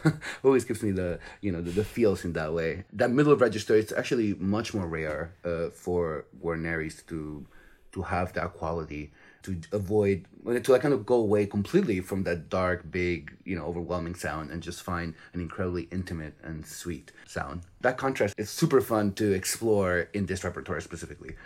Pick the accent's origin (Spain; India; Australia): Spain; now in United States; I'm originally from Spain, but I've been living in the U S for quite a while now.